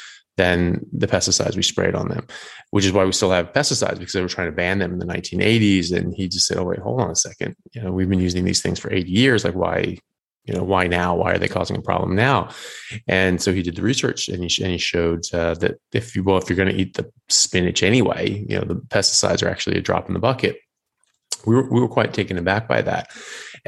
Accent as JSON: {"language": "English", "country": "United States", "also_born_or_lived": "Europe", "moved": "as an adult", "lives_now": "Australia", "said": "I'm an American medical doctor, but I'm currently in Australia and previously lived in Europe as well"}